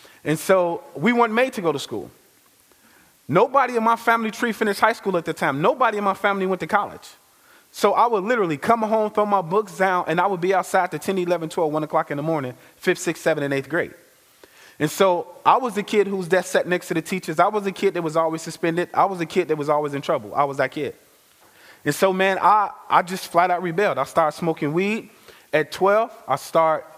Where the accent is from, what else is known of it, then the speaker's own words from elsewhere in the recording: Chicago, Illinois, United States; I am originally from Chicago, born and bred